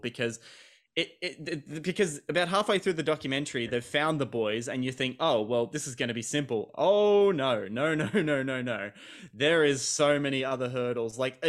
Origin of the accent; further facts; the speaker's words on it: Australia; I kind of had to watch this out of obligation being Australian, and I believe it was the only Australian film in the whole program.